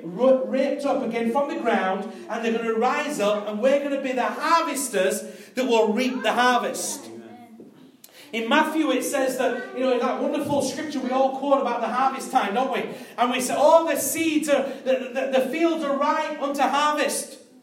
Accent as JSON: {"language": "English", "country": "United Kingdom"}